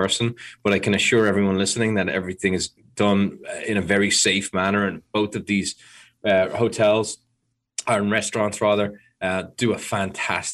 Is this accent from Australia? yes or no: no; Ireland; I'm Irish